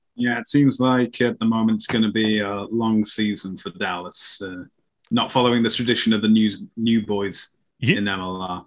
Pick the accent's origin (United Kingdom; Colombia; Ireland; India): United Kingdom; I'm British.